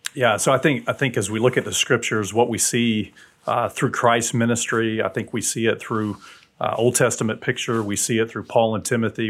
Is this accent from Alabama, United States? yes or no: yes; South Alabama, United States; now in Huntsville, United States; my dad was military, and so we moved mm from South Alabama to North Alabama